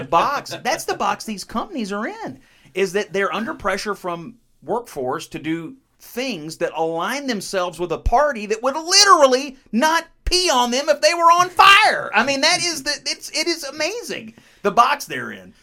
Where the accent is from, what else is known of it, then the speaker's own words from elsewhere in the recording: Western Kentucky, United States; I come from the Western Kentucky, not too far from Missouri, where they say Missouri, so I'll, I'll call it Missouri